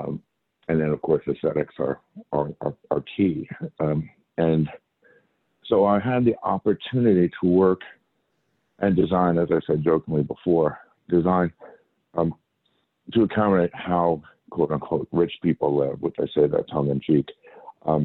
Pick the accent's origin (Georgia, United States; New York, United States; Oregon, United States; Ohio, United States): New York, United States; Long Island; also born or lived in Arizona; we came in from Long Island, where I grew up